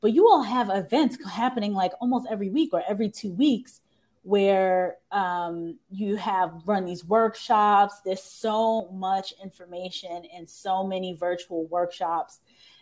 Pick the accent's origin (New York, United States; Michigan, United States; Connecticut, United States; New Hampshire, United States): New York, United States; now in Washington, DC, United States; I'm from New York, and I didn't know many people in the military in New York